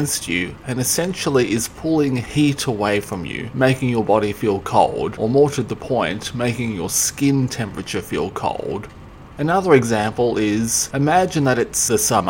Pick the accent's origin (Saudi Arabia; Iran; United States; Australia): Australia; I'm Australian, I'm from Australia, I'll take Australian cities as an example.